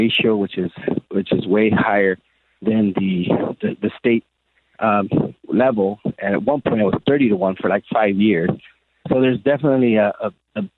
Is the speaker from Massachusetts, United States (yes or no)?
no; National City, California, United States; growing up in Paradise Hills area, National City area